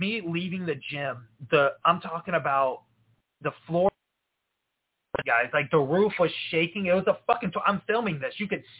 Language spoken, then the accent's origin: English; Florida, United States; now in Iowa, United States; I'm from Florida.